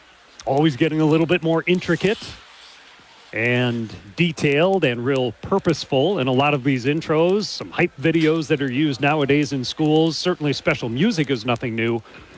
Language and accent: English; Hibbing, Minnesota, United States; I am a Hibbing High School graduate of 1986.